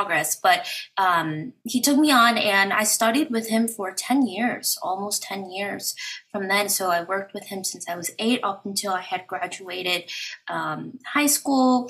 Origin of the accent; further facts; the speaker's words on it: Chicago, Illinois, United States; I'm from Chicago.